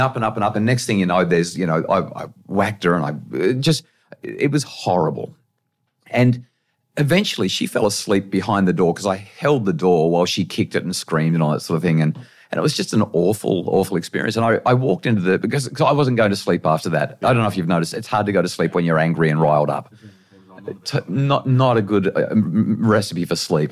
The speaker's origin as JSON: {"language": "English", "area": "Central Coast", "region": "New South Wales", "country": "Australia", "tie": "born or raised there", "also_born_or_lived": "Brisbane", "said": "I grew up in New South Wales on the Central Coast"}